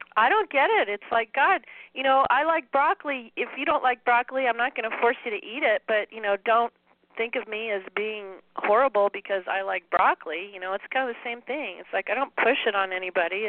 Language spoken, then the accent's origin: English; San Dimas, California, United States; now in Spokane, United States; I grew up in um, in the Southern California area of a little town called San Dimas